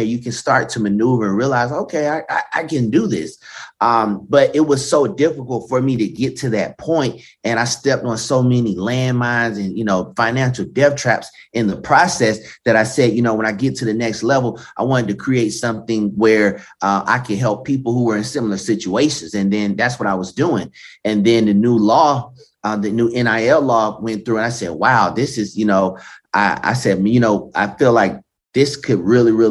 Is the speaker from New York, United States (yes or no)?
no; Stone Mountain, Georgia, United States; I actually went back to my hometown, Stone Mountain, Georgia